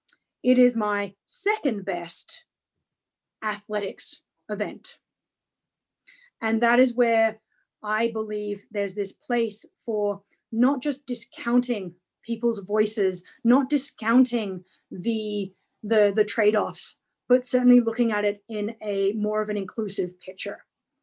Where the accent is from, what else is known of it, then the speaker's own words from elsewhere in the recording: Canada; then in Canada excelled in javelin, ironically, javelin isn't a Paralympic event. Discus is. So now as a Canadian Paralympian and discus thrower